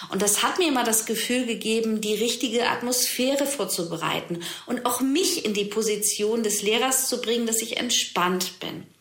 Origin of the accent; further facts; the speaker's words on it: Germany; gerade bei uns im Westen, in Deutschland, es muss alles rein und clean sein